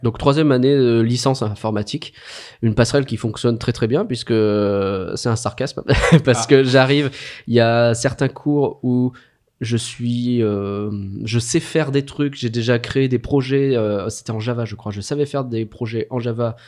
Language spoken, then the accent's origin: French; France; Nous sommes français.